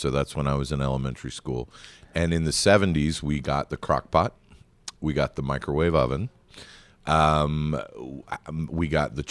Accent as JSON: {"language": "English", "town": "Atlanta", "region": "Georgia", "country": "United States", "tie": "born or raised there", "also_born_or_lived": "Charleston", "said": "I'm an Atlanta native."}